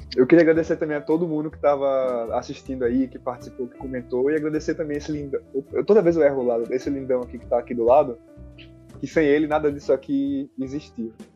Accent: Maceió, Alagoas, Brazil; não sou da Bahia, né? Eu sou de Maceió.

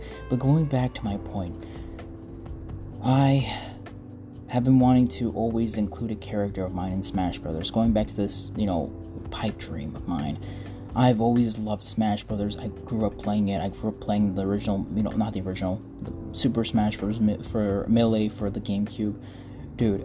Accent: Mexico; English is a second language; moved away; I was born in Mexico. I came here, and I'm an immigrant.

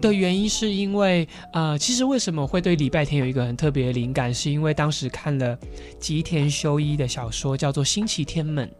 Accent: Kaohsiung, Taiwan; now in Taipei, Taiwan; 我们在高雄的时候， 候，像我的阿公阿妈都是讲台语

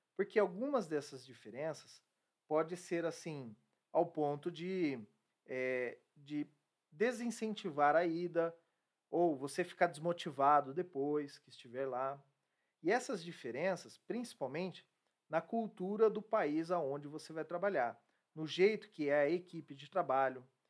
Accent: Brazil; como brasileiro

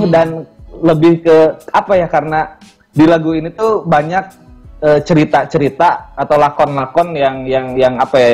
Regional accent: West Java, Indonesia; Karena … itu mungkin karena uh, saya orang Sunda ya, yeah. orang Sunda.

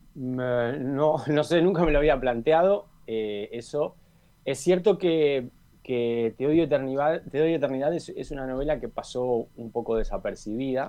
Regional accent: Montevideo, Uruguay; yo si tengo que decir dónde, dónde viví, dónde nací, dónde me formé, es en Malvin

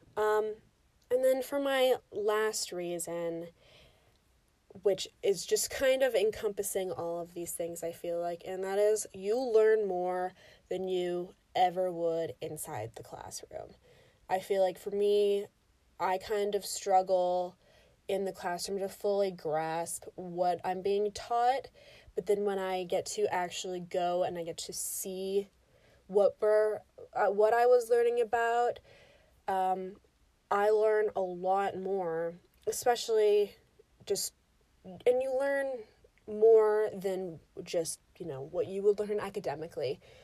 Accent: United States; being an American in the United States

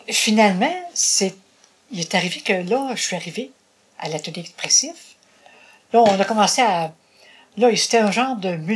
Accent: Bas-du-Fleuve, Quebec, Canada; moved away as an adult; also born or lived in Longueuil, Quebec / Châteauguay, Quebec; je suis retournée dans le bas du fleuve.

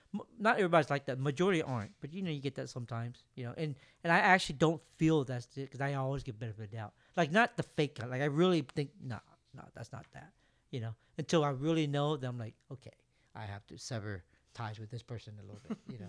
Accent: Vietnam; born there; moved away; I was born in Vietnam. You're right.

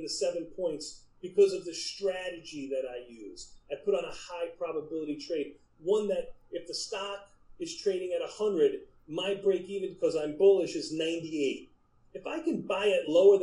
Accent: New York City, New York, United States; my hometown pizza of L&B Spumoni Gardens

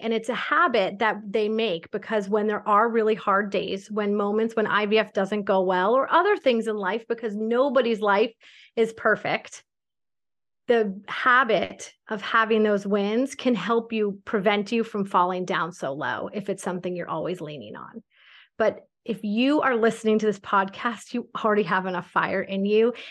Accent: Connecticut, United States; moved away as an adult; also born or lived in New York City / the South (US); now in United States (suburbs of the South); I grew up in Connecticut

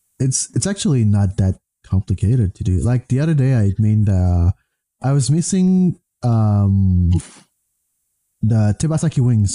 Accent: Canada; I'm Canadian. I speak French.

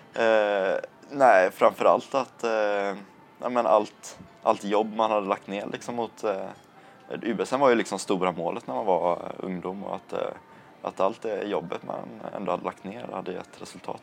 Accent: Landvetter, Västra Götaland, Sweden; jag bor i Landvetter, är uppvuxen i Landvetter

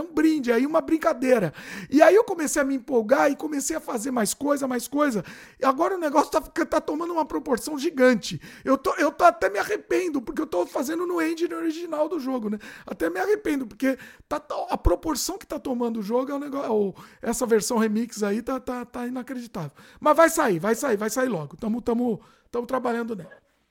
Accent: Brazil; Hoje eu confirmei que eu sou brasileiro

